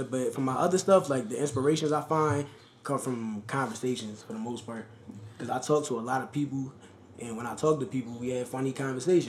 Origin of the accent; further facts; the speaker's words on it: Philadelphia, Pennsylvania, United States; also born or lived in New York; we both from Philly.